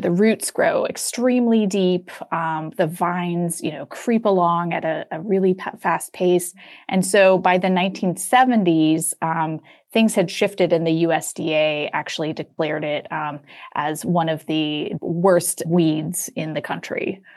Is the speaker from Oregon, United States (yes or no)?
no; Atlanta, Georgia, United States; Where I grew up in Atlanta